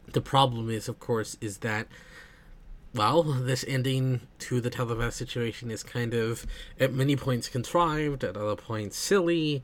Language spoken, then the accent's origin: English; United States; being American myself